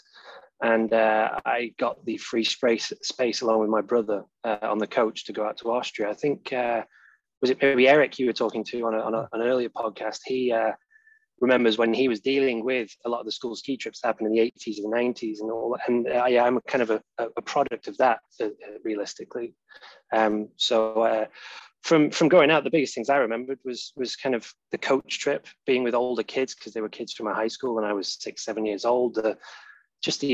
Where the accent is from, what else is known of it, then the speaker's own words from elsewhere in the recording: Poynton, North West England, United Kingdom; moved away as an adult; now in Sheffield, United Kingdom; I'm from Poynton, just outside Manchester.